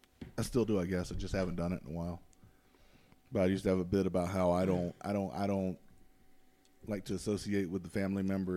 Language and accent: English; the South, United States; I'm from the South.